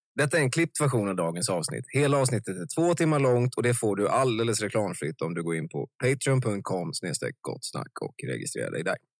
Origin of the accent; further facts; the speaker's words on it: Vallentuna, Stockholm County, Sweden; jag kommer från Vallentuna och eh, i en parallellklass till mig på gymnasiet gick en av Lasse Holms söner